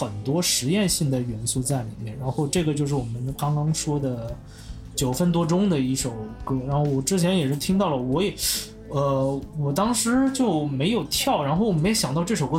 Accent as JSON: {"language": "Chinese", "country": "China", "said": "但我其实作为中国人的话，我肯定是期待在游戏世界看到我们本土的一些东西出来。"}